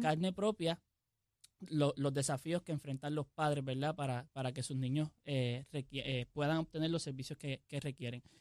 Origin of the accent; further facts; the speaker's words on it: Jayuya, Puerto Rico; also born or lived in Mayagüez; soy de Jayuya